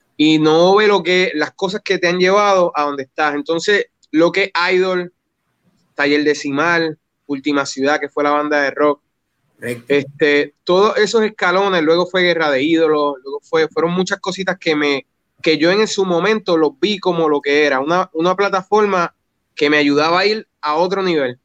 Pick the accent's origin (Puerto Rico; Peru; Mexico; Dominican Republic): Puerto Rico; Yabucoa; also born or lived in Humacao; yo me crié en Yabucoa